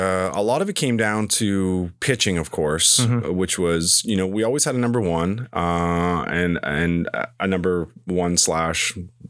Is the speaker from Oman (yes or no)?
no; East Hants, Nova Scotia, Canada; growing up in East Hants, we hated Brookfield.